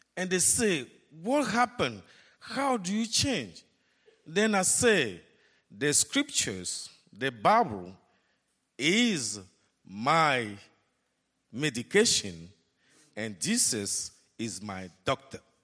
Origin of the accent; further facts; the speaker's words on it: Togo; moved away as an adult; now in Dallas, United States; Togo, Africa, my hometown